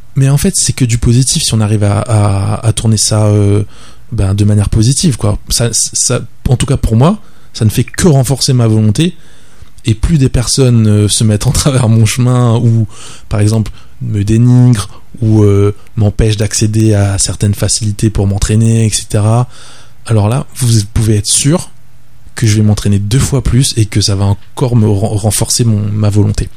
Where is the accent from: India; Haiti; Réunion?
Réunion; Le Tampon; also born or lived in La Plaine-des-Cafres, Réunion; now in Saint-Denis, Réunion; j'habite à Saint-Denis maintenant. J'ai grandi au tampon. J'ai grandi au tampon.